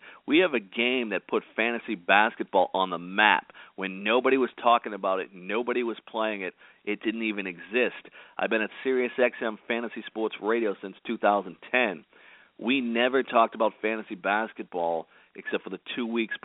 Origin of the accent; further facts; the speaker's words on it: Boston, Massachusetts, United States; I'm from Boston, Massachusetts, so anytime you're from Boston, you grow up and you automatically become a Democrat.